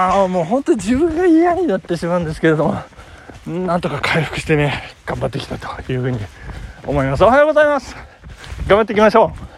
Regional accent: Nagano, Japan; 長野市のね、私の実家

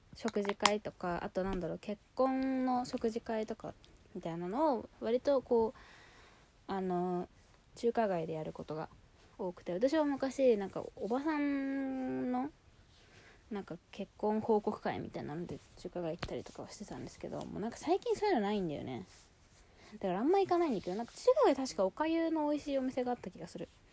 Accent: Yokohama, Kanagawa, Japan; 生まれも育ちも横浜市

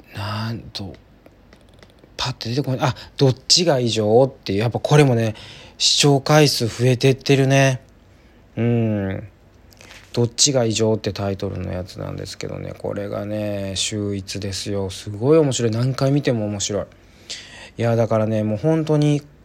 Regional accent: Kansai, Japan; 関西人なんでね

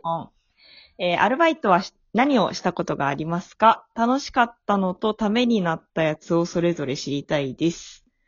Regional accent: Japan; moved away as an adult; now in Tokyo, Japan; 私もね、地元は東京じゃなくて、あの、地方なんですけど

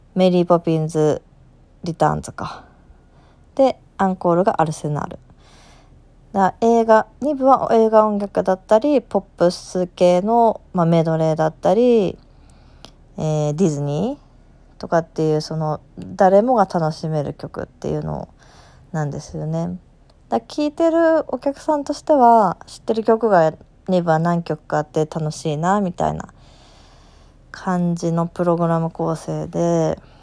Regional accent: Aichi, Japan; also born or lived in Osaka; 地元愛知の、えー、吹奏楽団の定期演奏会

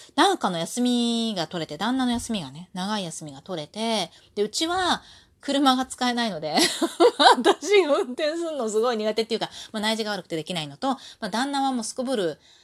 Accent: Osaka, Japan; moved away; also born or lived in Kanto; 私が子供の頃ね、関西に住んでた頃、大阪に住んでた頃

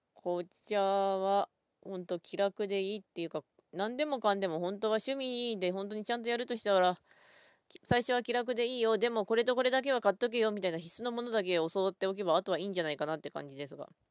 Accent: Ishikawa, Japan; 私は石川県出身なんですけども

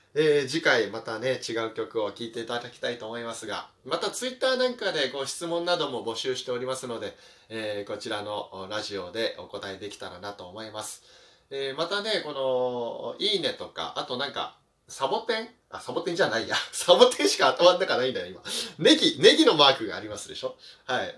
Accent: northeastern Chiba, Japan; 私の地元のその千葉の東はね、千葉北東部ってとこですね

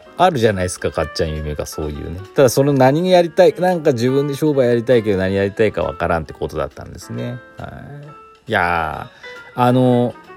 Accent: Chita Peninsula, Aichi, Japan; now in Gifu, Japan; 私愛知県出身なんでね愛知県知多半島出身なんで

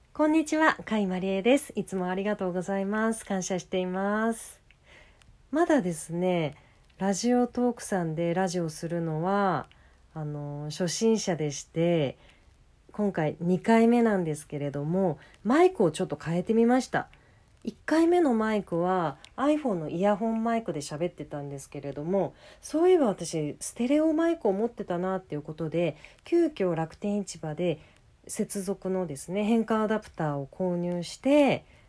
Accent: Aso, Kumamoto, Japan; moved away; 熊本県出身なんですよ私

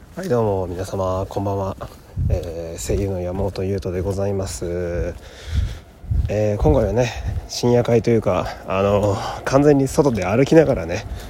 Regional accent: Fukui, Japan; moved away; 私の地元の福井

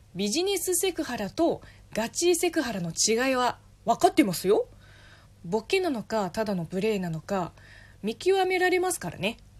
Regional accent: China; 私中国人

